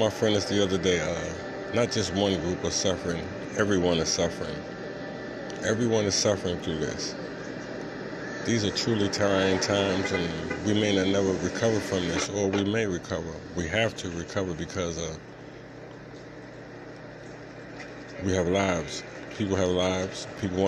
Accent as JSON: {"language": "English", "town": "New York City", "region": "New York", "country": "United States", "tie": "born or raised there", "moved": "yes", "said": "for my whole life growing up in New York"}